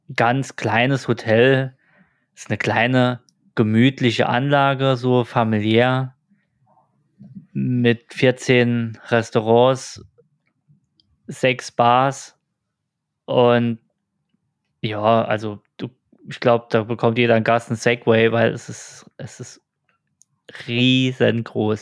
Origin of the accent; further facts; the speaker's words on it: Germany; bei uns in Deutschland